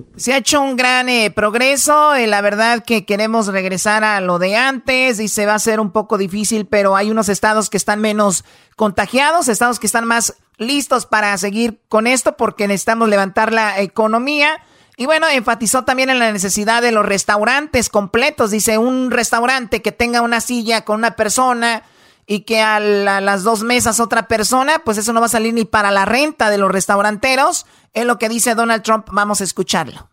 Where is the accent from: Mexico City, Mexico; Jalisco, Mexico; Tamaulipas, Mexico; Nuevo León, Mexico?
Jalisco, Mexico; Tepatitlán; yo soy de Tepatitlán